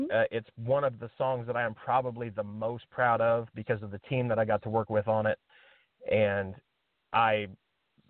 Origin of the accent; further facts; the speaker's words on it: Indiana, United States; I'm from Indiana. We live in Indiana